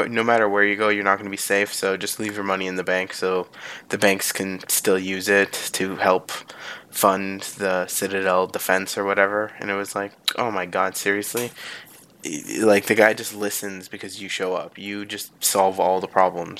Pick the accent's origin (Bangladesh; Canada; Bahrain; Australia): Canada; near Toronto, Ontario; I don't want to live in my hometown anymore. I mean, it's, well, hometown as in more like home city